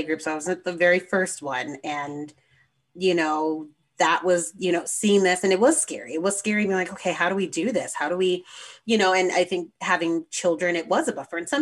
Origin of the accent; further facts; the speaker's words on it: West Coast, United States; moved away as an adult; also born or lived in Alaska; I was from the West Coast